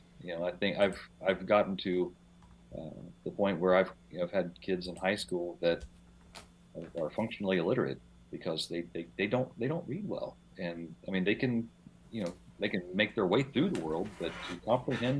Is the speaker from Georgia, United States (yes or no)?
no; West Virginia, United States; I grew up in West Virginia. West Virginia, it's very rural. So I grew up on a large farm